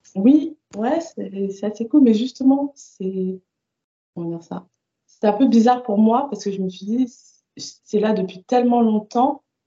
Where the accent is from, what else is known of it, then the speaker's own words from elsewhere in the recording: Paris suburbs, Île-de-France, France; Alors moi j'ai grandi en banlieue parisienne de parents antillais